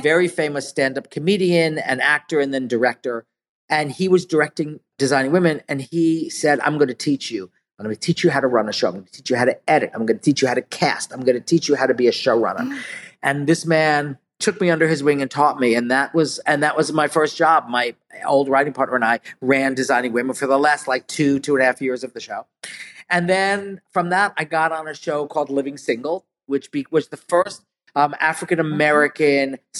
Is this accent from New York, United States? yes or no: yes; New York City, New York, United States; also born or lived in Connecticut; I was from New York and then we moved to Connecticut and then my mom um, we struggled financially we we were really poor and my we ended up moving back to uh, Brooklyn